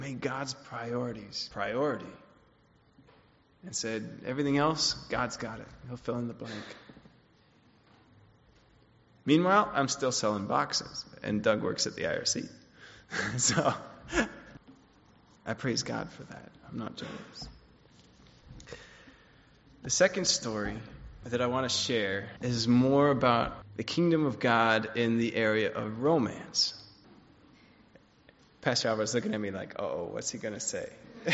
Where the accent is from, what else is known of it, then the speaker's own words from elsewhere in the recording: Switzerland; I grew up in Switzerland, and my family wasn't Christian when I was growing up